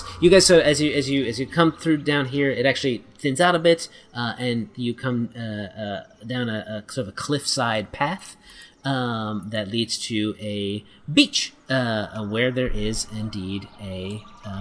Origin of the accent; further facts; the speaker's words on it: New Jersey, United States; I'm from Jersey